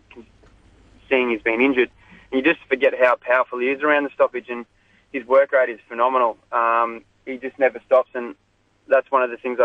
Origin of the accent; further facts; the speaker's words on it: Corowa, New South Wales, Australia; moved away; I'm from Corowa, so that's up in the Murray River.